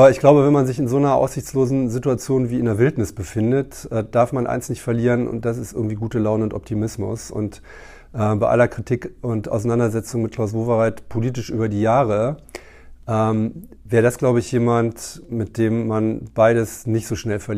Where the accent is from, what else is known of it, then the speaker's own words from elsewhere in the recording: Berlin, Germany; und ich ja als Berliner nicht geneigt bin, die zu verraten